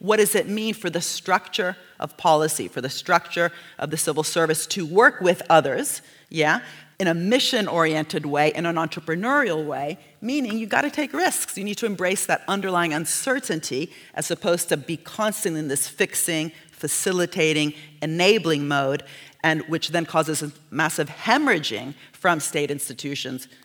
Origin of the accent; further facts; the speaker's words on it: Italy; I'm from Italy